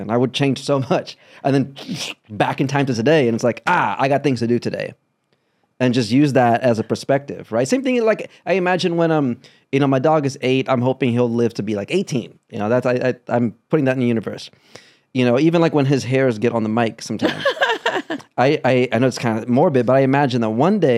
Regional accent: Brazil; moved away; And I I'm very grateful for the American experience, my experience as a Brazilian. My dad is Cuban. We moved from Brazil to Cleveland, then to Kentucky, then to Chicago.

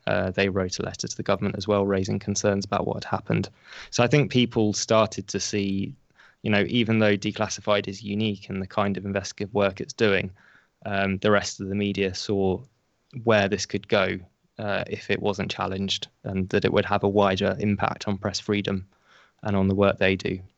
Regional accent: United Kingdom; as a British journalist

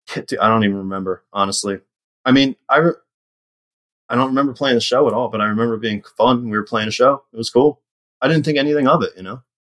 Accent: Yardley, Pennsylvania, United States; where I grew up in Yardley

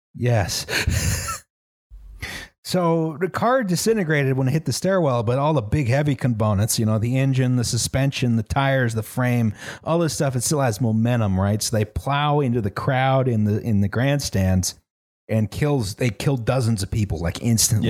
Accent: United States; I'm from America

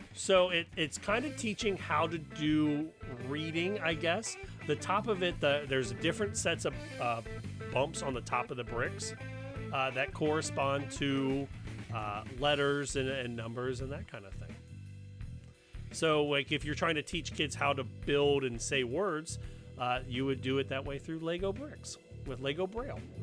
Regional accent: Cincinnati, Ohio, United States; I'm from Cincinnati

